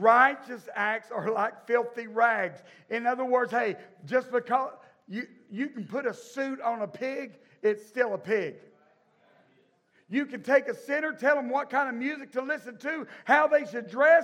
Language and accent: English; the South, United States; I grew up in the South, born and raised in this place.